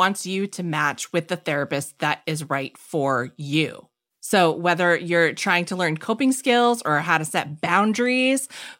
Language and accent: English; Fitchburg, Massachusetts, United States; I'm from Fitchburg.